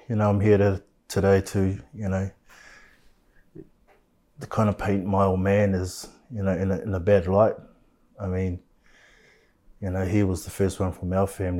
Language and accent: English; Christchurch, Canterbury, New Zealand; I grew up in Shirley.